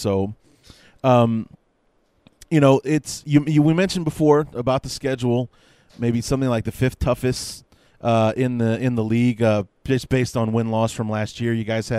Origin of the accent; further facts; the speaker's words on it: Chicago, Illinois, United States; I'm from Chicago, born and raised on the North Side.